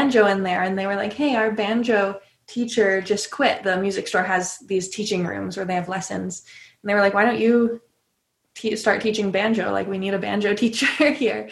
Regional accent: California, United States; moved away as an adult; also born or lived in Boston / Nashville; I grew up in California

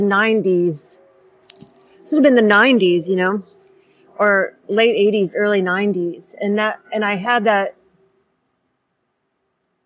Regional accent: Sioux Falls, South Dakota, United States; I grew up in Sioux Falls, South Dakota

